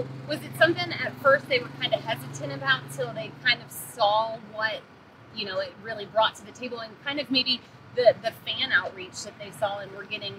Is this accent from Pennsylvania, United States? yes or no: yes; Central Pennsylvania, United States; I grew up here in Central Pennsylvania